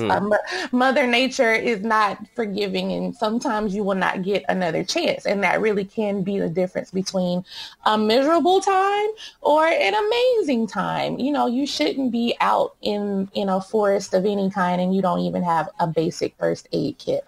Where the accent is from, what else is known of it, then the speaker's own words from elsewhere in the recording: Dallas, Texas, United States; I grew up in Dallas, Texas